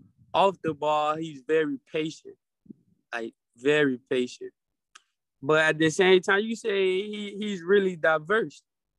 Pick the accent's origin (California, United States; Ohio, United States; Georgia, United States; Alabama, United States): Georgia, United States; Atlanta; It was very diverse. I had my struggles and I had my blessing times. And I loved it. Atlanta is a wonderful place to stay, a wonderful place to live, and a wonderful place to grow your family.